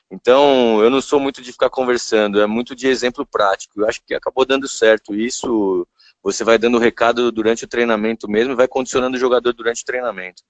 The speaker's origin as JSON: {"language": "Portuguese", "region": "São Paulo", "country": "Brazil", "tie": "born or raised there", "also_born_or_lived": "Rio de Janeiro"}